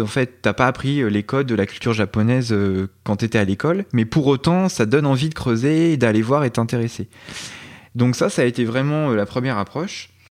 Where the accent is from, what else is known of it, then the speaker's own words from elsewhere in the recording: Burgundy, Bourgogne-Franche-Comté, France; also born or lived in Dijon; je suis originaire de Bourgogne j'ai fait mes études à Dijon je me suis installé à Dijon